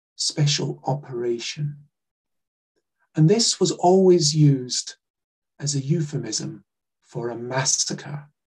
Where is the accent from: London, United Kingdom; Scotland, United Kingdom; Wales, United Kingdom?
Scotland, United Kingdom; Glasgow; I grew up in Glasgow and just outside Glasgow